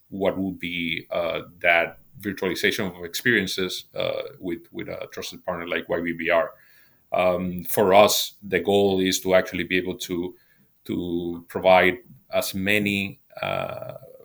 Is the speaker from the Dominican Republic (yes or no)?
yes; Dominican Republic; moved away as an adult; now in Spain; I'm originally from the Dominican Republic